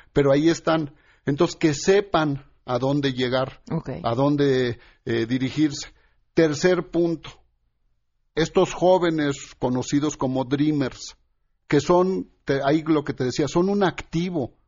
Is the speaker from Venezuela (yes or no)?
no; Mexico; todos somos mexicanos